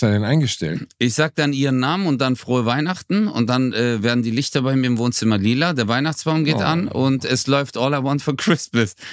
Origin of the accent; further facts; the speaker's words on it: Germany; Bro, ich bin Deutscher, Alter.